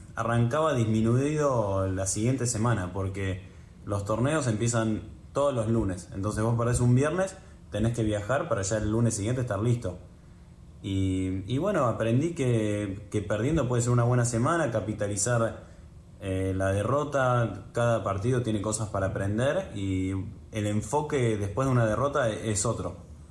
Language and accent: Spanish; Buenos Aires, Argentina; also born or lived in New York, United States; nací en Nueva York, mis viejos vivieron 10 años ahí, después se volvieron, ellos son oriundos de Buenos Aires, se volvieron cuando yo tenía 3, así que crecí en Buenos Aires